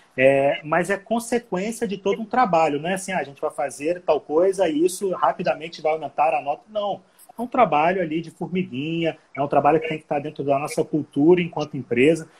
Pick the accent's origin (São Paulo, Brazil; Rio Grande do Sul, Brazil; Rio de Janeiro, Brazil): Rio de Janeiro, Brazil; moved away as an adult; now in Manaus, Brazil; eu não sou daqui, né, eu sou do Rio, Estou há seis anos aqui